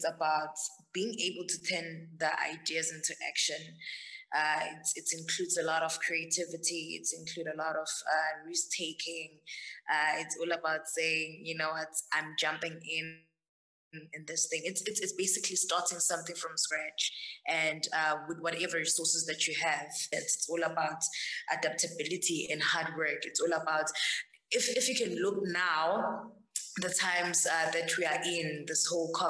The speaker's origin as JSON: {"language": "English", "town": "Empangeni", "region": "KwaZulu-Natal", "country": "South Africa", "tie": "born or raised there", "said": "I grew up in the rurals of Mpangeni, Kusakamthethwa, and I was raised by my grandmother and my mom"}